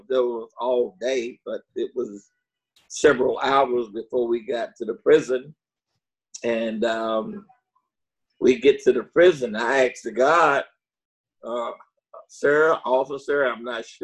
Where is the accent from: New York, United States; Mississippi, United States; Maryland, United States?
Mississippi, United States; Jackson; also born or lived in Milwaukee, Wisconsin; I'm from Jackson, Mississippi.